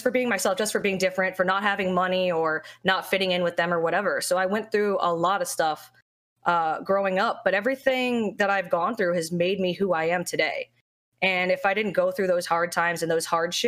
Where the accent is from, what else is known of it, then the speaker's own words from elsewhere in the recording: South Florida, United States; Florida. South Florida